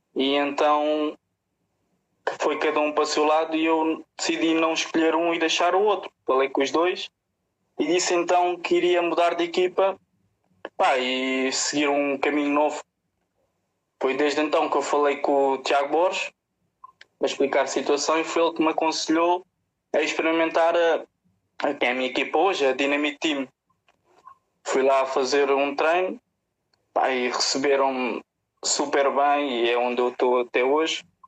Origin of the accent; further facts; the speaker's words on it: Portugal; also born or lived in Musgueira; sou daqui do bairro da Cruz Vermelha